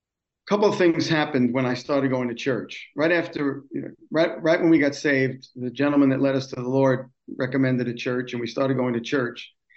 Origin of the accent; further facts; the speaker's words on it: New York City, New York, United States; I'm originally from New York City and raised in the city of New York and spent most of my life as a native New Yorker. Grew up in a Jewish home.